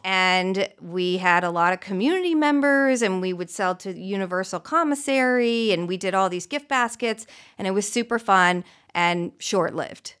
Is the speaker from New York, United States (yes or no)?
no; Beverly Hills, California, United States; also born or lived in Santa Barbara; I grew up a few blocks away in Beverly Hills, um, born and raised